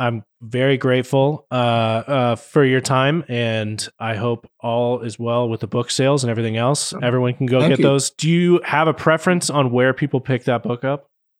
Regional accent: North Texas, United States; I grew up in North Texas

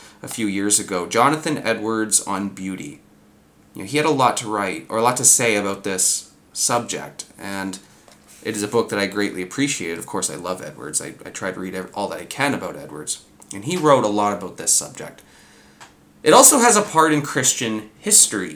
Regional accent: Southern Ontario, Canada; us born and raised in Southern Ontario

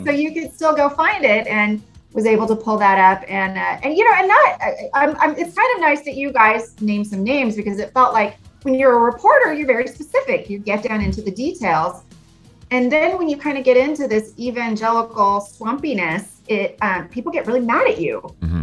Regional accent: Arizona, United States; I grew up in Arizona

